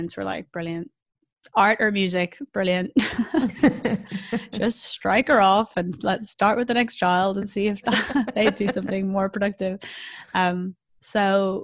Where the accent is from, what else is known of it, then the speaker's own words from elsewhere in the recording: Ireland; now in London, United Kingdom; as an Irish person